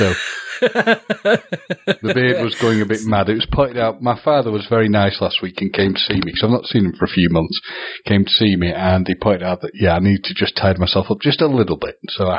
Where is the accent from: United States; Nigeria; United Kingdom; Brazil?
United Kingdom; The positive thing of being very British is we've at least had some nice weather